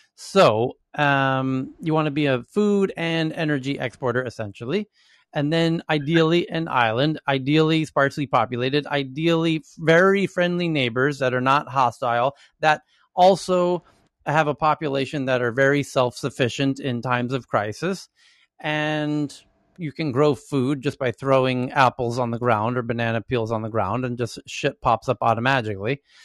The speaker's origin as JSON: {"language": "English", "country": "United States", "said": "Even as an American"}